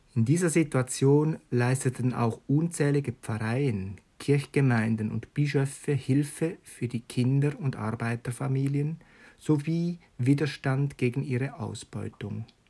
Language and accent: German; Switzerland; bei uns in der Schweiz